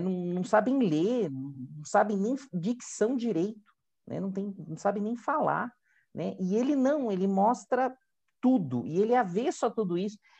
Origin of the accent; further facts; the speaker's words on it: Santos, São Paulo, Brazil; Eu venho de Santos, né, litoral